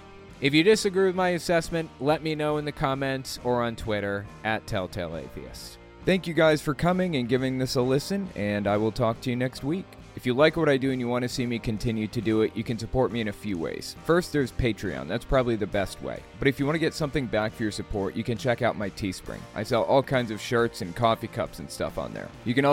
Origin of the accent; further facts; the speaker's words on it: Colorado, United States; I'm from Mesa County, Colorado.